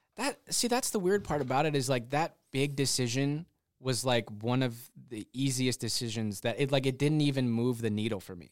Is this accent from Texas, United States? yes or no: no; Michigan, United States; moved away as an adult; also born or lived in Nashville; I'm from Michigan, so I'm, I'm kind of in a home sort of nostalgic kind of mode in these last, uh, few months that I've been up here.